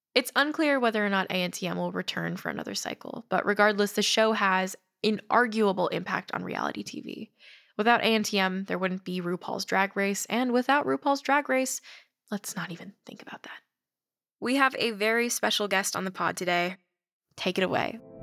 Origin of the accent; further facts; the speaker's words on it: United States; I'm Chinese American